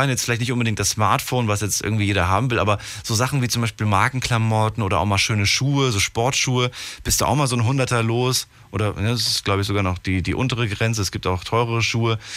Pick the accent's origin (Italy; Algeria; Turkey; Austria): Algeria; now in Bonn, Germany; Ich komme aus Algerien.